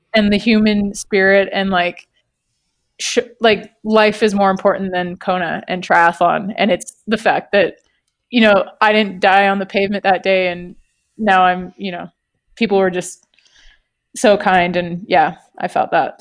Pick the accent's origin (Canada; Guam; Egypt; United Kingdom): Canada; moved away; we're from Canada originally